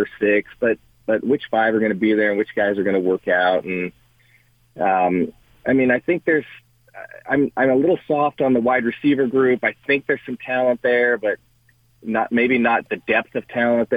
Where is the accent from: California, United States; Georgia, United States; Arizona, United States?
California, United States; Culver City; we grew up in Culver City